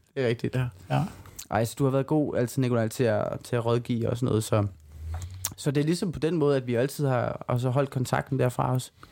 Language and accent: Danish; Silkeborg, Central Denmark Region, Denmark; vores egen open mic i Silkeborg, hvor jeg kommer fra.